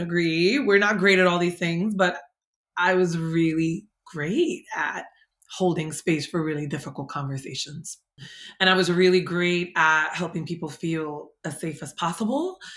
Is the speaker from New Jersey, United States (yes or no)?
yes; Jersey City, New Jersey, United States; also born or lived in San Francisco, California; I grew up in Hudson County in Jersey City, New Jersey.